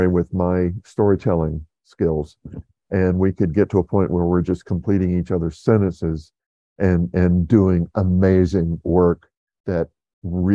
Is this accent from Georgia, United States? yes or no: yes; South Georgia, United States; moved away as an adult; also born or lived in Atlanta / Los Angeles / New York City; living with a buddy from my hometown in South Georgia